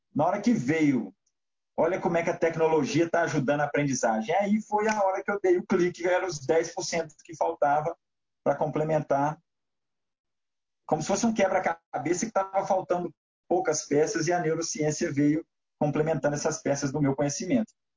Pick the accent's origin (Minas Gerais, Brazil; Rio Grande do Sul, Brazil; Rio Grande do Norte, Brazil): Minas Gerais, Brazil; Belo Horizonte; Eu sou mineiro, sou de Belo Horizonte